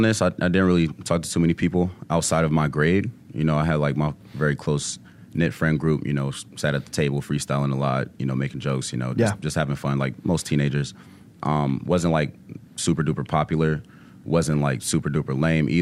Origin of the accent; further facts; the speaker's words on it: Chicago, Illinois, United States; I grew up in Roseland.